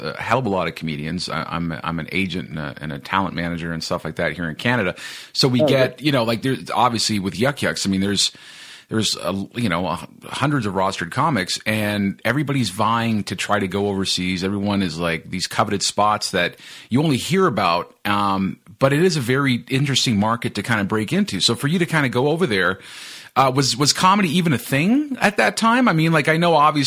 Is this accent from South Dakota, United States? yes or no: no; San Francisco, California, United States; moved away; also born or lived in Tracy, California / Modesto, California; I was born in Frisco